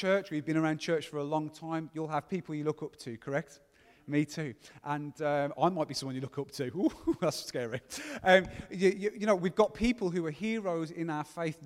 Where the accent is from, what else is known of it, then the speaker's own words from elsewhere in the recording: Gornal, West Midlands, United Kingdom; I'm 22 and I'm from Gornal